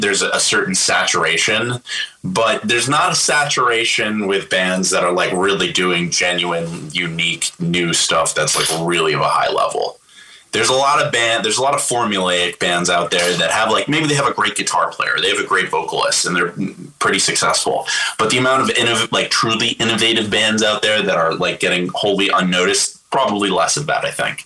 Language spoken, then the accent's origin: English; Nyack, New York, United States; my hometown from my, the same place I grew up with in Nyack